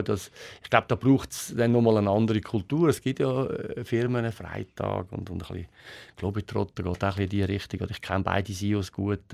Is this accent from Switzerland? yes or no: yes; Switzerland; wir äh, Schweizer sind